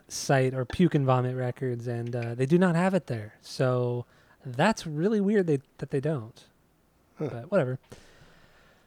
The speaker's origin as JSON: {"language": "English", "area": "Orange County", "region": "Southern California", "country": "United States", "tie": "born or raised there", "said": "Orange County beach"}